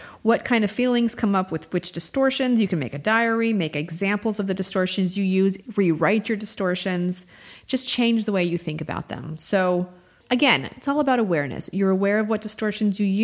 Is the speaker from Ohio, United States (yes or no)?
no; New Mexico, United States; now in Georgia, United States; I'm from New Mexico